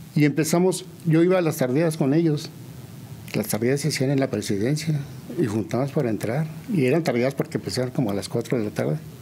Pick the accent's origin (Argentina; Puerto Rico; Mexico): Mexico; San Juan del Río, Querétaro; soy de aquí de San Juan del Río. Eh, nací en el año del 55 y viví ahí en la calle de Vicente Arriba Palacio pues, toda mi infancia